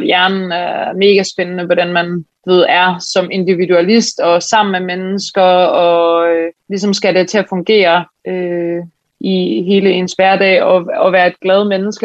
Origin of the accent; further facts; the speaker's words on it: Aarhus, Central Denmark Region, Denmark; moved away as an adult; also born or lived in Switzerland; now in Copenhagen, Denmark; jeg kommer oprindeligt, jeg er fra Aarhus